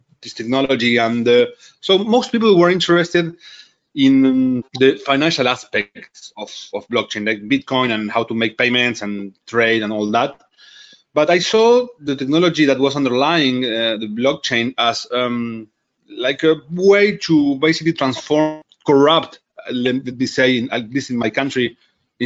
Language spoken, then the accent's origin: English; Buenos Aires, Argentina; I was born in Buenos Aires.